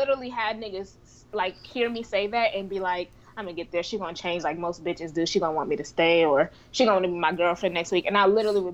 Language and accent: English; up North, Northeast, United States; also born or lived in the South (US); I was born in the South, but I was raised up North.